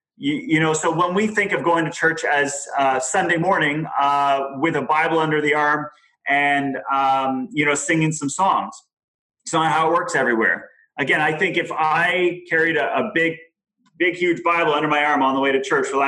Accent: Germany; I grew up in Germany, but I went to church in France. So already, and as a Canadian, so you already have a couple countries there impacting.

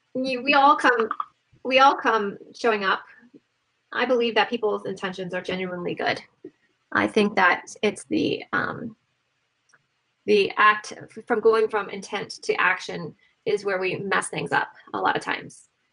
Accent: Ohio, United States; I grew up in Ohio

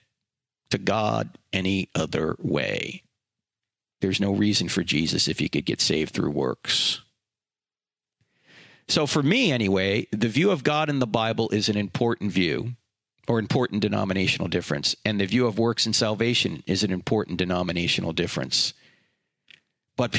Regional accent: New Jersey, United States; moved away; I was brought up in the Roman Catholic Church. I went to Catholic high school. It's because I'm from New Jersey

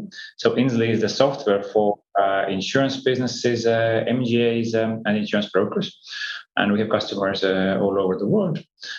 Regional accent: Estonia; Yes, I'm from Estonia.

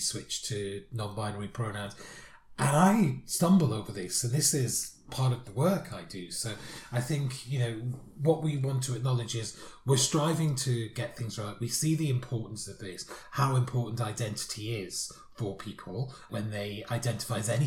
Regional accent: United Kingdom; Being British

